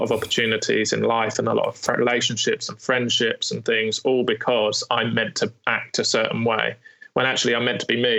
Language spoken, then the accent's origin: English; United Kingdom; especially as British